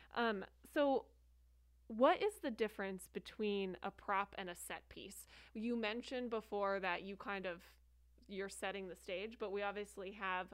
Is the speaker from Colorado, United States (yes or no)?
no; New Jersey, United States; now in Arizona, United States; I was born and raised in New Jersey.